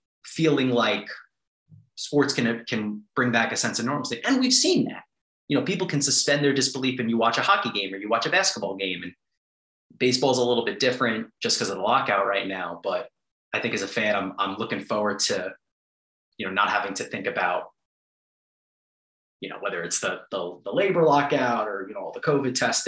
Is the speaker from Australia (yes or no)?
no; New York, United States; now in Washington, D.C., United States; I'm from New York. 9/11 was an extremely profound moment for my city